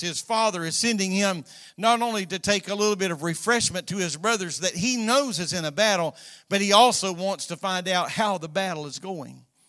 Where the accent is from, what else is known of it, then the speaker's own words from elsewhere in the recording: Florida, United States; both of us been born and raised in Florida